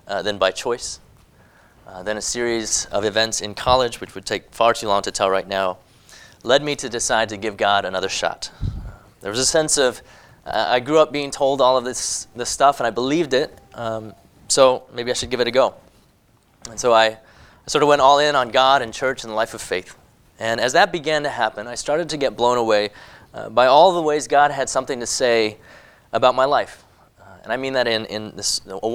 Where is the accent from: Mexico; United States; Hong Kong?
Hong Kong; moved away; I was born in Hong Kong. I grew up there